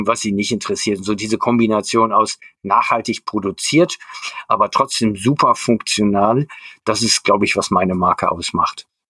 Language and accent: German; Germany; Also ich bin in der Kurpfalz aufgewachsen